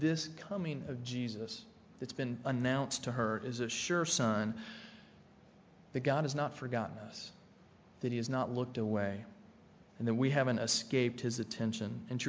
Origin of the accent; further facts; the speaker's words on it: Tennessee, United States; I grew up in Tennessee, not in the mountains of Tennessee